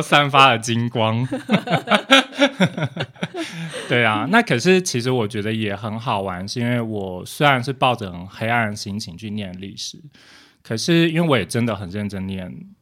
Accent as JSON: {"language": "Chinese", "region": "Taipei", "country": "Taiwan", "tie": "born or raised there", "said": "我是住在我的老家，我老家是在松山"}